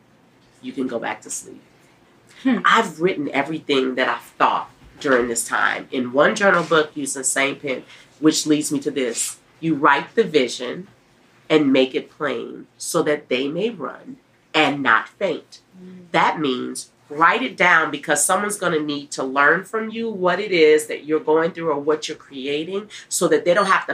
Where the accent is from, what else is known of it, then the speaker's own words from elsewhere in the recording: New Orleans, Louisiana, United States; now in Nashville, United States; I'm from New Orleans. We're going to be eating red beans and rice